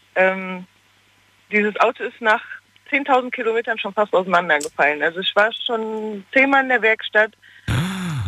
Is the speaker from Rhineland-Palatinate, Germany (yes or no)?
yes; Koblenz, Rhineland-Palatinate, Germany; Aus Koblenz